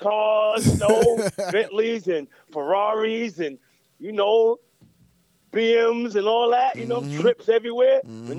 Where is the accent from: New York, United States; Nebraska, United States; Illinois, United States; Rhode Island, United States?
New York, United States; New York City; moved away as an adult; now in Atlanta, United States; Born and raised in the Bronx.